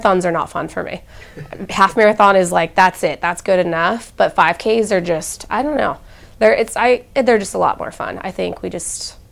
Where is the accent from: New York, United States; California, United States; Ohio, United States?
California, United States; Temecula; moved away as an adult; now in Columbus, United States; I'm from California. I don't have family here